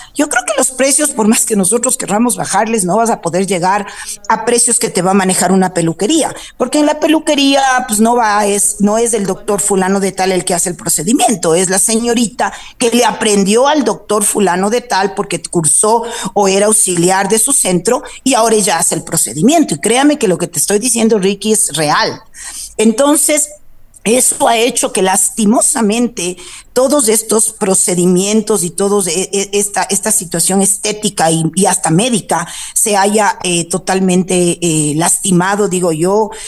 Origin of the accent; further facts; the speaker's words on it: Quito, Pichincha, Ecuador; yo nací aquí en Quito, soy hija de padre cuencano, de madre eh, río bambeña